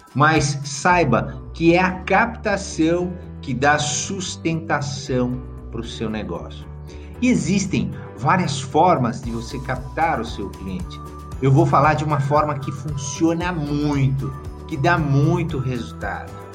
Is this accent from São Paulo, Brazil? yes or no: no; Varginha, Minas Gerais, Brazil; lá na minha cidade de Varginha